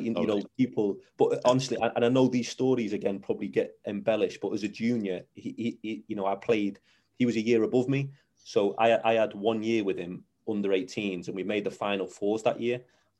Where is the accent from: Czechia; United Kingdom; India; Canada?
United Kingdom; Runcorn, North West England; I'm from Runcorn originally